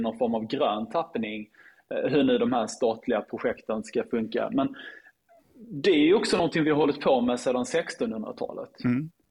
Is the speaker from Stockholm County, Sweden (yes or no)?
no; Lund, Skåne, Sweden; min hemstad Lund